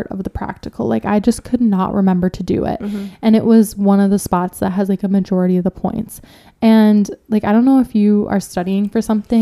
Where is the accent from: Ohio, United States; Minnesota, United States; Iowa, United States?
Minnesota, United States; I'm from Minnesota